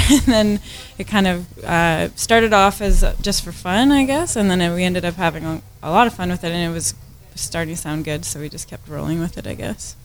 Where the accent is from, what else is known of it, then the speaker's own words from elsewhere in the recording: Saskatoon, Saskatchewan, Canada; we're from Saskatoon in Canada